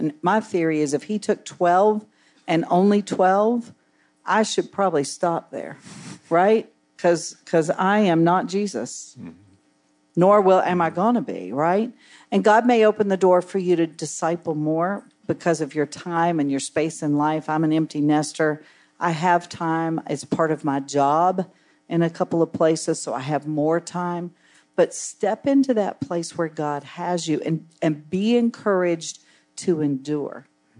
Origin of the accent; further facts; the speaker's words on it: West Virginia, United States; now in Tampa, United States; In where I come from in West Virginia, I live in Tampa now, but I grew up in West Virginia in a small town.